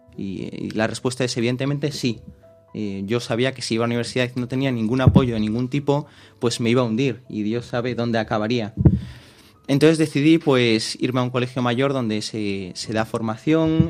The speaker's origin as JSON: {"language": "Spanish", "town": "Vigo", "region": "Galicia", "country": "Spain", "also_born_or_lived": "Madrid", "said": "soy de Vigo, nací en Madrid, pero bueno, vivo en Vigo"}